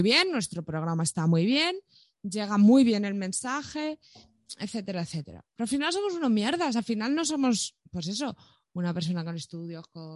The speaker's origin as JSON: {"language": "Spanish", "town": "Madrid", "region": "Community of Madrid", "country": "Spain", "said": "tú y yo somos dos chavales de Villaverde"}